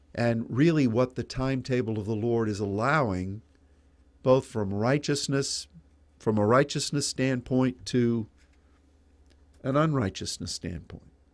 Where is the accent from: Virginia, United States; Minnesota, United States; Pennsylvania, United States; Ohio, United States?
Pennsylvania, United States; now in Dallas, United States; my boyhood, uh, time when I grew up in Pennsylvania